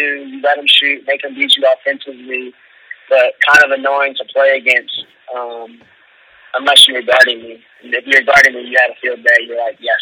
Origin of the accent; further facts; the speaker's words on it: Louisville, Kentucky, United States; moved away as an adult; also born or lived in Texas; I'm from Louisville, Kentucky, born and raised